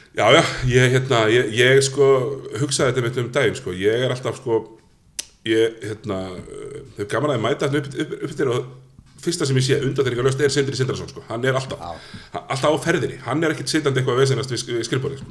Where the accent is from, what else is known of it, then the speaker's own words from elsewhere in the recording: Iceland; moved away; also born or lived in Stykkishólmur / Akureyri; ég er frá Stikkisómi og svo fluttum við til Hólmækur